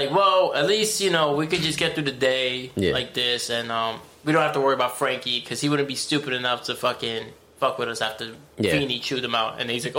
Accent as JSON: {"language": "English", "region": "Connecticut", "country": "United States", "said": "Yeah, I'm from Connecticut, you know us."}